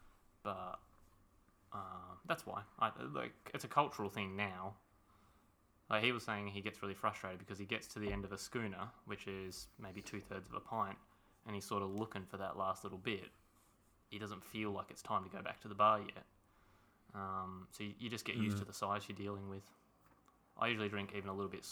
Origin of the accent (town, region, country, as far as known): Australia; also born or lived in England